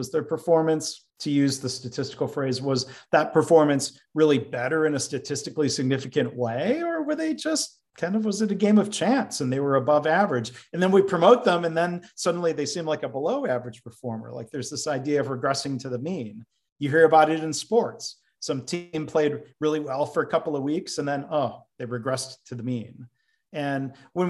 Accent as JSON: {"language": "English", "town": "Livonia", "region": "Michigan", "country": "United States", "tie": "born or raised there", "also_born_or_lived": "Dayton, Ohio", "said": "I was born in Dayton, Ohio. My dad was working for GM and he got transferred up to Michigan. And they very intentionally bought a home in a suburb of Detroit, Livonia"}